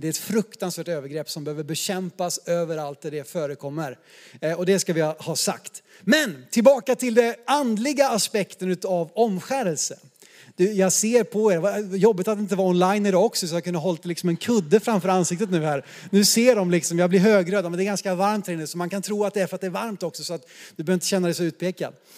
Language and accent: Swedish; Sweden; som svenskar